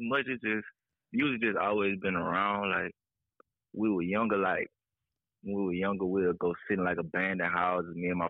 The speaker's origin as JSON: {"language": "English", "town": "Mobile", "region": "Alabama", "country": "United States", "tie": "born or raised there", "also_born_or_lived": "New Orleans, Louisiana", "said": "You know, I'm from West Mobile, Alabama. This is where I grew up at. Originally from New Orleans, Louisiana."}